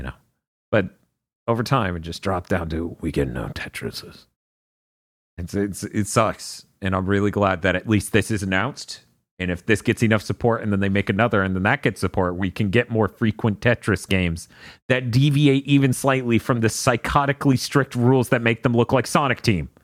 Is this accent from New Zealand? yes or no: no; Niceville, Florida, United States; born or raised there